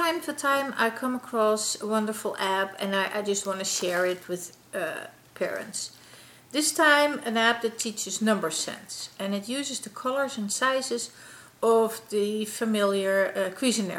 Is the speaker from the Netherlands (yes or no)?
yes; Netherlands; moved away; the Netherlands, my home country.